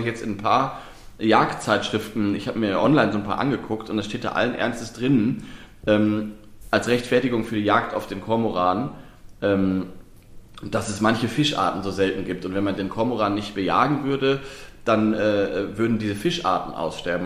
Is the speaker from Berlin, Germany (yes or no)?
no; Lower Saxony, Germany; ich komme ja aus Niedersachsen äh, gebürtig